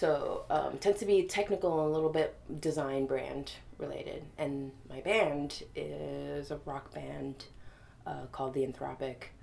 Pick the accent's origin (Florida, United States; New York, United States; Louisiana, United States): New York, United States; New York City; I grew up in Brooklyn